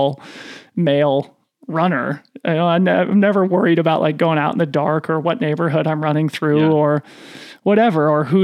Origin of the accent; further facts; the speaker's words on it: Boulder, Colorado, United States; growing up in Boulder, Colorado, in a white middle-class family